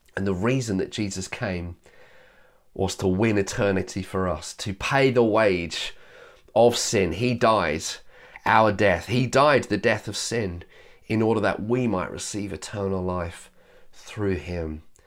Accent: Yorkshire and the Humber, United Kingdom; I was born in Yorkshire

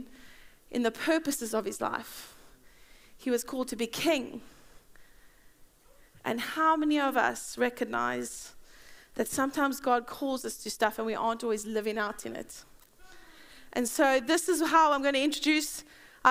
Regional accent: South Africa; now in Bedford, United Kingdom; I'm South African.

